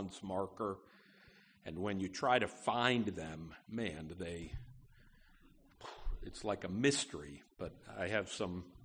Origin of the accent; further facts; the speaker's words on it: Schenectady, New York, United States; now in Opelousas, United States; Schenectady, New York, my hometown